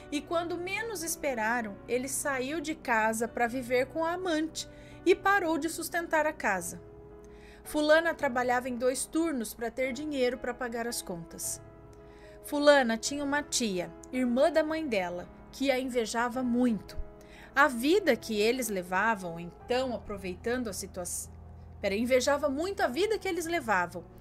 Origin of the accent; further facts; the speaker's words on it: Rio de Janeiro, Brazil; Bom, tenho 25 anos, sou do Rio de Janeiro